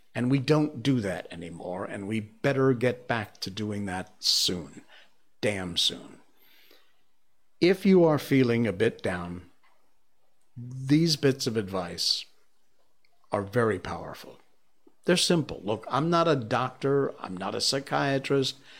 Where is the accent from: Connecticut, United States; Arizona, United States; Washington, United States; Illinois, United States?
Connecticut, United States; Cornwall; now in Malaysia; my hometown where I was born was Cornwall, Connecticut